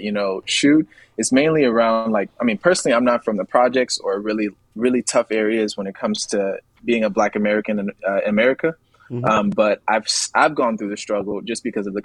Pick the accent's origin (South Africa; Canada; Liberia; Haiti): Liberia; also born or lived in Atlanta, Georgia, United States / New York, United States / Texas, United States; now in United States; I'm from Liberia, West Africa, and everything, all of my childhood, and even whenever I came to the States, in Atlanta, and in New York, and even a little bit in Texas